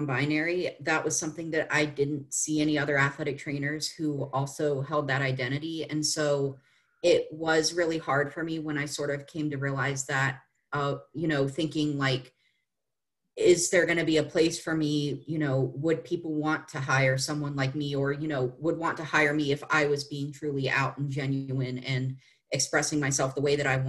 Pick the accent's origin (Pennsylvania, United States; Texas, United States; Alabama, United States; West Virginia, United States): West Virginia, United States; I was raised in West Virginia